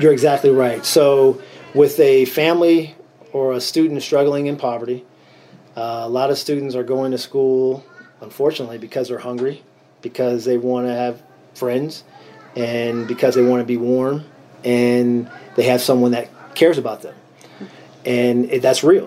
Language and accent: English; Erie, Pennsylvania, United States; I'm born and raised in Erie, PA, here in Erie